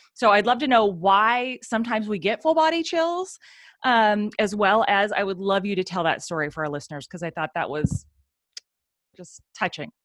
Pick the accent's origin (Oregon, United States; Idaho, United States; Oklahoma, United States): Oregon, United States; we're from Oregon